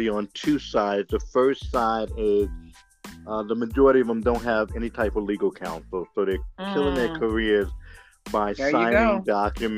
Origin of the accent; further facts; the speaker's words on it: New York, United States; now in Atlanta, United States; I'm originally from New York and I live in Atlanta now